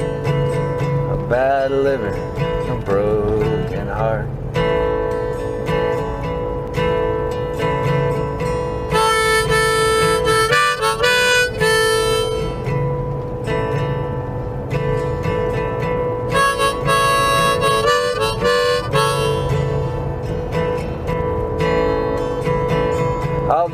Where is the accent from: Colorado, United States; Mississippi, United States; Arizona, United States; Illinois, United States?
Colorado, United States; Winter Park; moved away as an adult; also born or lived in Boulder, Colorado / Kentucky; I grew up in Winter Park, Colorado